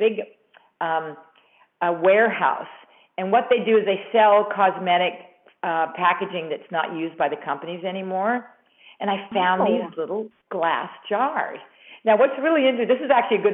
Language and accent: English; Canada; moved away; also born or lived in New York; I'm originally from Canada, but I was working in New York